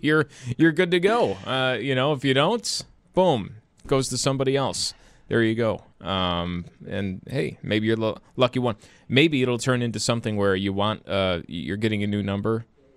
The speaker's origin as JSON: {"language": "English", "town": "Buffalo", "region": "New York", "country": "United States", "said": "Like, this is where I'm from. I'm from Buffalo."}